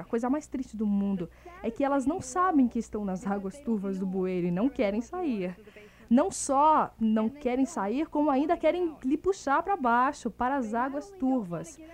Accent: Kenosha, Wisconsin, United States; now in Florida, United States; eu sou de Kenosha, Wisconsin

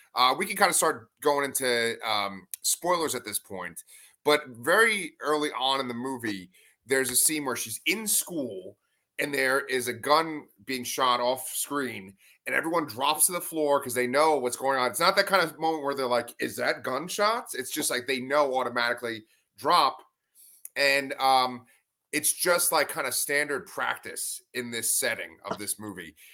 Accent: New York City, New York, United States; growing up on Staten Island

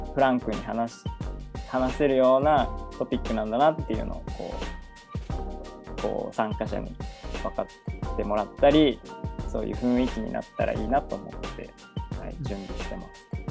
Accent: Narita, Chiba, Japan; 千葉県の成田市出身なんですけど

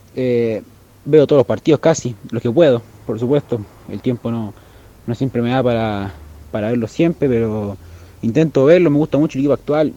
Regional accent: Chile; yo soy de Chile

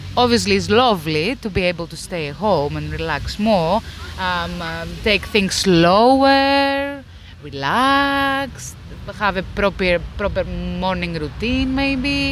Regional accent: Greece; now in United Kingdom; I'm originally from Greece.

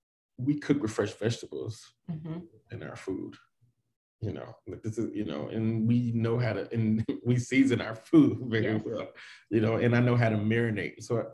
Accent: the South, United States; those are the kind of things that I grew up on in the South.

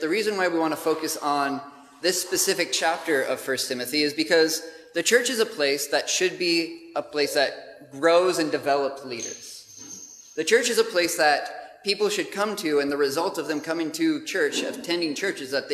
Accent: United States; moved away as an adult; now in Gravesend, United Kingdom; as you can tell from my accent, we have not come from some other part of the UK, but we are from the States originally. But we've been living in the UK for about 3 years now

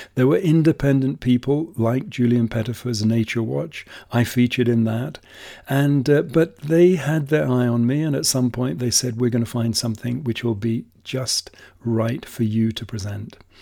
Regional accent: England, United Kingdom; moved away as an adult; also born or lived in Masai Mara, Kenya; now in Kenya; as a kid growing up in England

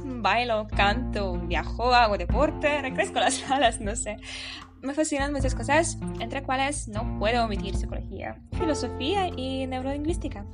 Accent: Lviv, Lviv Oblast, Ukraine; Spanish is a second language; moved away as an adult; now in Poznań, Poland; soy del Lviv, de Ucrania, y actualmente estudio en la Universidad de Adam en Poznań, Polonia

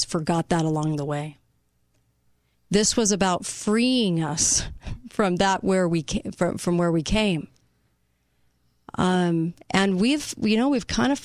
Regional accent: United States; We are Americans

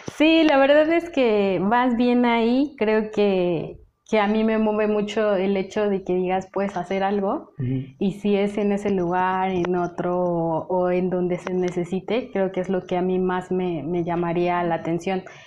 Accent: Mexico; also born or lived in Lebanon; yo soy de México

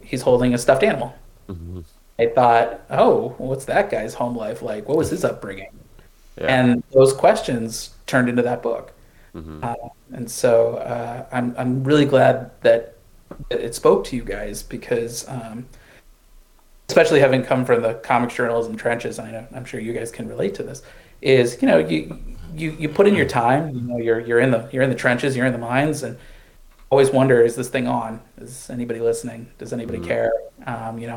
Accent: St. Louis, Missouri, United States; I grew up in the Midwest, St. Louis, Missouri

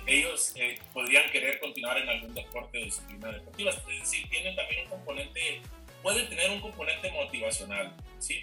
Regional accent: Culiacán, Sinaloa, Mexico; moved away as an adult; now in Chihuahua, Mexico; regresarme entonces pues, a, mi tierra, a Culiacán

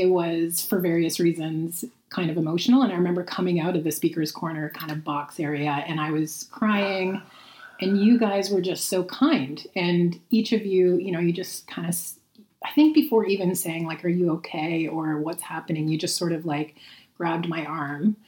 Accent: St. Catharines, Ontario, Canada; moved away; we are here in St. Catharines, Ontario, which is actually my hometown.

